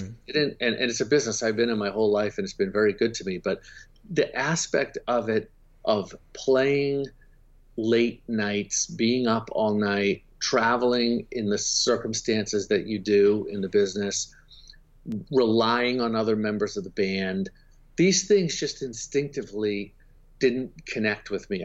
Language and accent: English; Boston, Massachusetts, United States; I'm from Boston, so it gets very cold there